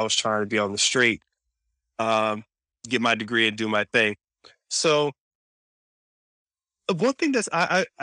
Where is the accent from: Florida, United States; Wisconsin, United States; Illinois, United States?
Florida, United States; I'm from Florida too